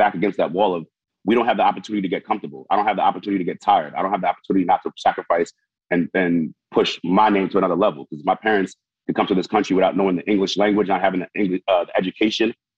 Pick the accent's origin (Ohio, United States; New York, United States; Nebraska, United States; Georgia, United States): New York, United States; I was one sacrifice away from growing up in Haiti compared to growing up in New York